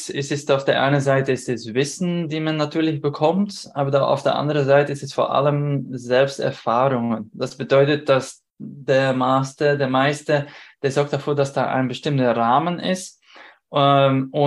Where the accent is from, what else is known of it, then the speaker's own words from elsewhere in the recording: Belgium; now in Vienna, Austria; ich komme ich komm nicht aus Wien, ich wohne jetzt in Wien, aber ursprünglich aus Belgien